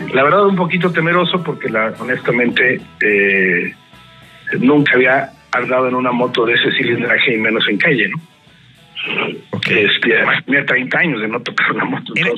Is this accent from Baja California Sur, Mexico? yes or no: no; Mexico City, Mexico; moved away as an adult; also born or lived in San Diego, California / Tijuana; now in Monterrey, Mexico; Yo soy del Distrito Federal. Yo nací en México y a los 40 años me salí de la Ciudad de México